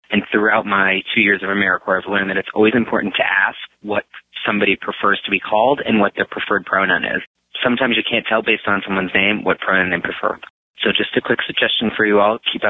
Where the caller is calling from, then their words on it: Pittsburgh, Pennsylvania, United States; I'm calling from Pittsburgh, Pennsylvania.